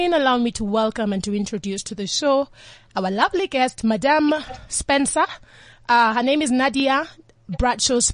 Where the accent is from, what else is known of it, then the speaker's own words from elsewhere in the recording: Kenya; It's a Luo. I'm from the Luo tribe in Kenya